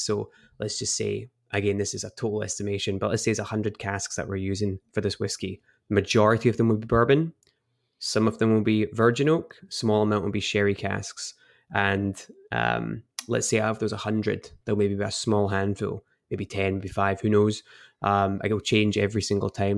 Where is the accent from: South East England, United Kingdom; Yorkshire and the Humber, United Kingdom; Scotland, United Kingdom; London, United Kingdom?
Scotland, United Kingdom; Edinburgh; moved away as an adult; now in United States; I grew up in Edinburgh and moved over to the States about, uh, five years ago now